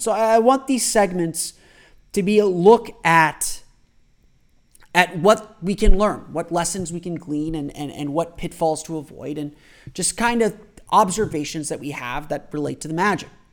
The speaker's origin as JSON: {"language": "English", "town": "Orlando", "region": "Florida", "country": "United States", "tie": "born or raised there", "said": "I am a lifelong Orlando resident. I was born here in Orlando"}